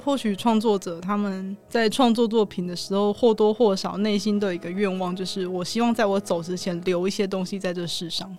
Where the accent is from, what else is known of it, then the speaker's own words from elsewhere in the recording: Tainan, Taiwan; 我是台南人